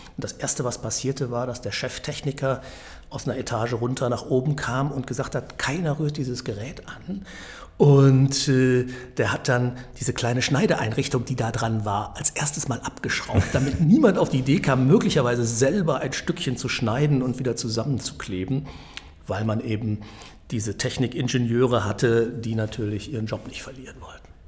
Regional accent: Münster, North Rhine-Westphalia, Germany; moved away; also born or lived in Wuppertal; ich komme aus Münster und habe da für die Münstersche Zeitung dann gearbeitet

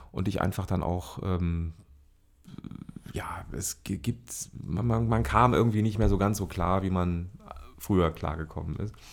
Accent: Duisburg, North Rhine-Westphalia, Germany; es spielte sich dann auch in der Nähe meiner Heimatstadt ab, Duisburg

